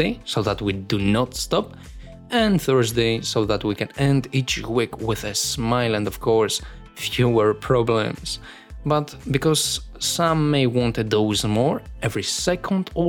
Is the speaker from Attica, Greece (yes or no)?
yes; Athens, Attica, Greece; I was born in Greece, and more specifically, in Athens.